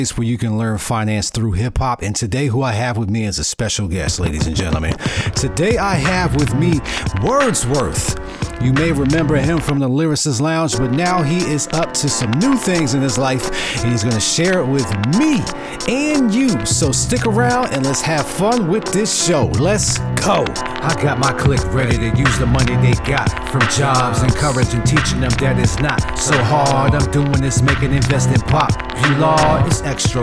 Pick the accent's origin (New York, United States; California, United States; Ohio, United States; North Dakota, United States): New York, United States; New York City; moved away; I'm from Brooklyn